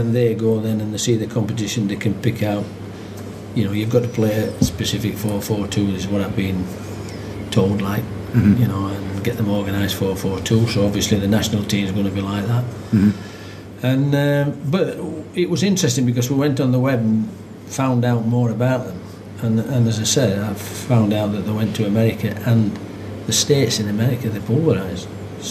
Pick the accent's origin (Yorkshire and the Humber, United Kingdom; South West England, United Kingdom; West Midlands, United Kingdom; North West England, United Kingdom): Yorkshire and the Humber, United Kingdom; Barnsley; I was born in Cundy Cross, which is not far away from Oakwell.